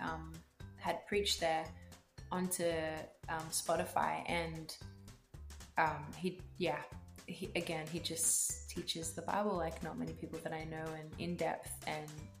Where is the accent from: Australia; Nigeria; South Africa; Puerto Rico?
Australia; as an Australian